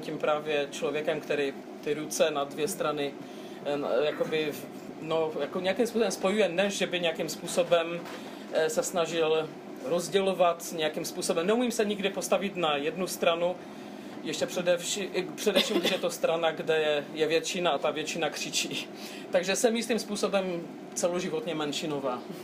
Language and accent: Czech; Český Těšín, Moravian-Silesian Region, Czechia; first language Polish; Czech is a second language; also born or lived in Brno; now in Czech Republic; Já jsem se narodila ve městě, které je, bylo rozděleno a stále